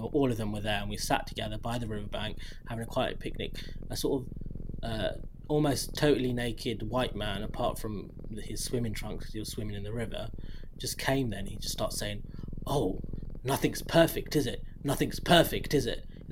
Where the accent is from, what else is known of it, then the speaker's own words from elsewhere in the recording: United Kingdom; as a British person